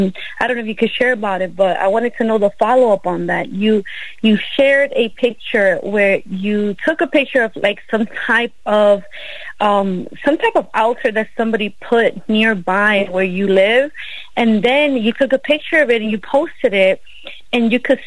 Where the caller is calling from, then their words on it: Las Vegas, Nevada, United States; We're calling from Las Vegas.